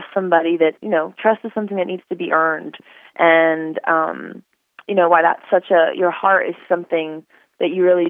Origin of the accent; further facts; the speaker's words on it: Northern California, United States; moved away as an adult; now in Texas, United States; I grew up in Northern California